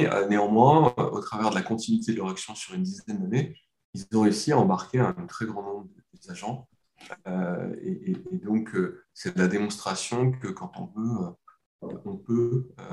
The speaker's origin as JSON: {"language": "French", "country": "France", "said": "en tant que Français"}